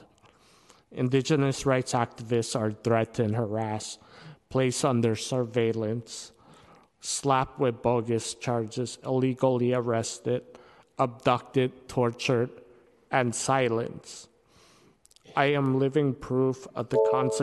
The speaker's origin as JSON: {"language": "English", "town": "San Francisco", "region": "California", "country": "United States", "tie": "born or raised there", "moved": "as an adult", "lives_now": "Philippines", "said": "I was born and raised in District 4 and lived there until I moved to the Philippines in 2010"}